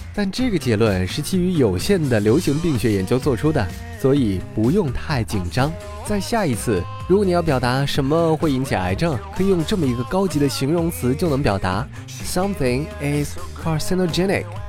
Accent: China; 在中国，喝汤和喝茶是我们生活的一部分

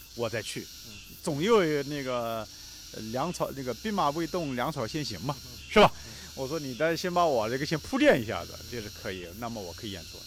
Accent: Jiangsu, China; 我是个江苏人

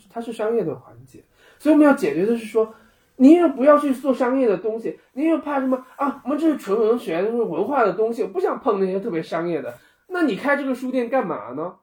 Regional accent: Guangxi, China; moved away as an adult; now in Beijing, China; 我从小在广西长大，我们家背后就是稻田

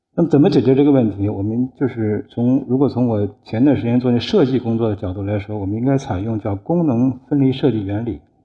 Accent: China; 我们是从中国来的，从金猫的原产国来的

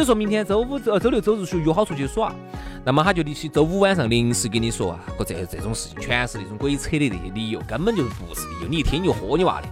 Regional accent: Sichuan, China; 还是真的就只有我们四川人听得懂

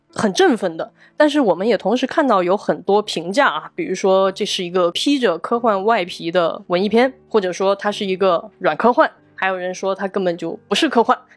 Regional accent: Guizhou, China; 我也是贵州人

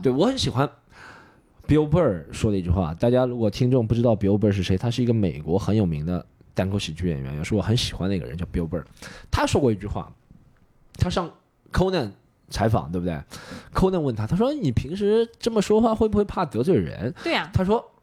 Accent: Shanghai, China; 我作为一个上海人

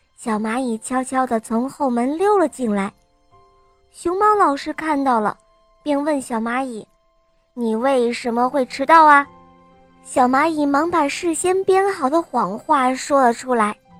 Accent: Weifang, Shandong, China; 我六岁了。我来自美丽的风筝之都，山东潍坊

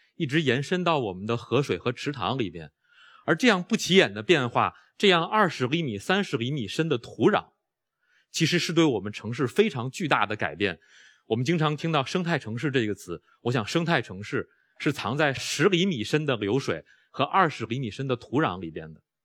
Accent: Beijing, China; 我在中关村长大，我在海淀黄庄上学

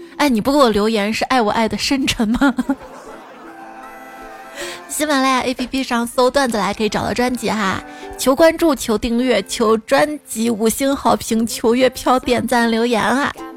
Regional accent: Xi'an, Shaanxi, China; 作为一个西安人

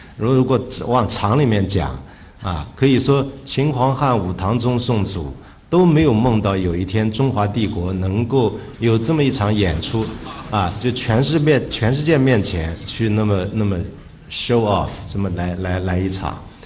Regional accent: Shanghai, China; 我是江南人，是，是上海人，母亲又是浙江人

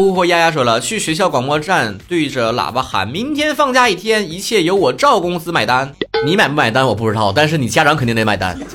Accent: Northeast China, China; 我也是东北人

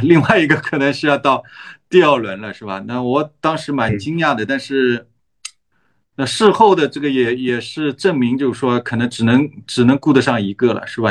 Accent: China; 我作为一个中国人，或者是说成长在一个中国的文化里面

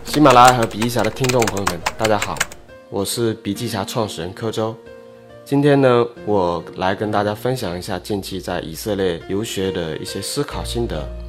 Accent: China; 我们中国人可能是在老乡会、会议、高端社群中混圈子

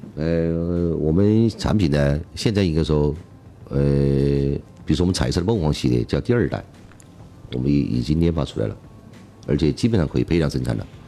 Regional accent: Chongqing, China; 作为重庆人的讲，还是始终想嗯。把这个成果呀，嗯。带到我们家乡来

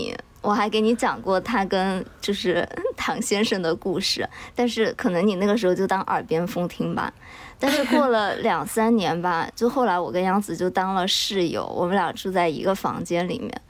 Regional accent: Chengdu, Sichuan, China; moved away; 因为我老家在成都嘛，其实是一个比较内陆的城市。我小时候没有怎么受到过那种香港文化的影响

